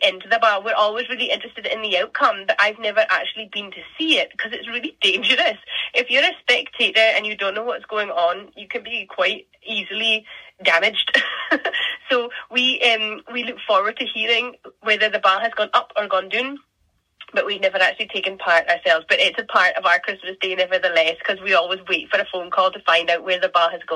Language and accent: English; Orkney, Scotland, United Kingdom; I'm from Scotland. I'm from the Northern Isles of Scotland. I'm from Orkney.